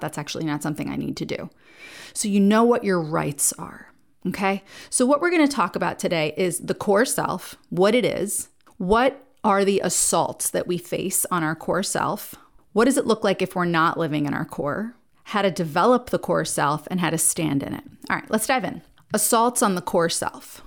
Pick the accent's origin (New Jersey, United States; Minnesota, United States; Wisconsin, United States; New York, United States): New Jersey, United States; now in Nashville, United States; I live in Nashville, but I'm from New Jersey